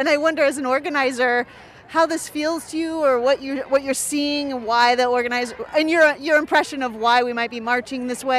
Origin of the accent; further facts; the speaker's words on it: California, United States; I'm from California.